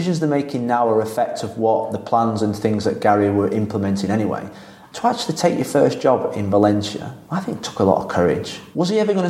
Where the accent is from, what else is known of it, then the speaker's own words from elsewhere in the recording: England, United Kingdom; moved away as an adult; now in Spain; as English coaches